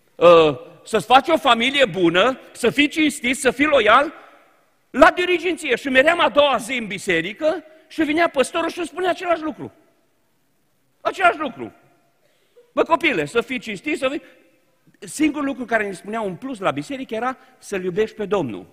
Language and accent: Romanian; Romania; Noi, ca români, nu am fost învățați, n-am avut educația conflictului.